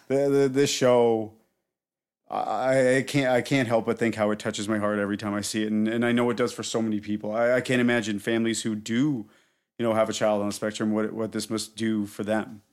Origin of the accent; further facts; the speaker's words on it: Canada; I'm her Canadian boyfriend